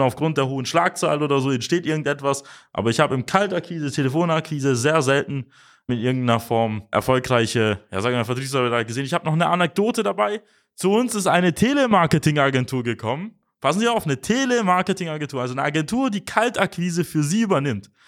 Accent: Germany; bei uns in Deutschland

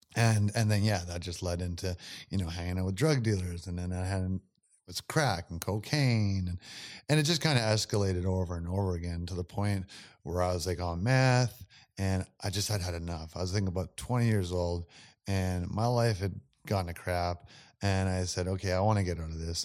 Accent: Campbell River, British Columbia, Canada; My hometown's Campbell River on the island.

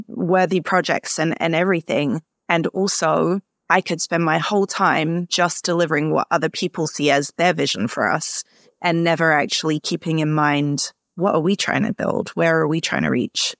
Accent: London, United Kingdom; now in Minneapolis, United States; Yeah, so I grew up in Southeast London in Greenwich, mainly with my mom and my sister

